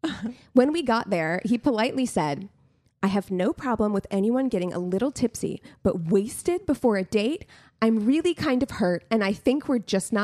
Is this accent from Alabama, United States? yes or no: no; Albuquerque, New Mexico, United States; I was born in Albuquerque